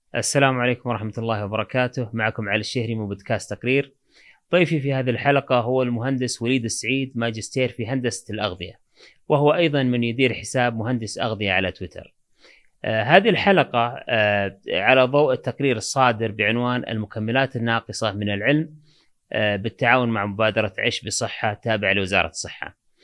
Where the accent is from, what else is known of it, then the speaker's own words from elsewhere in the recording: Saudi Arabia; عندنا في السعوديه